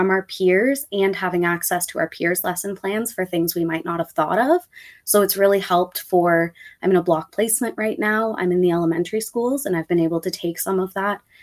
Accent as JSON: {"language": "English", "town": "Toronto", "region": "Ontario", "country": "Canada", "tie": "born or raised there", "said": "I grew up in the Rexdale area"}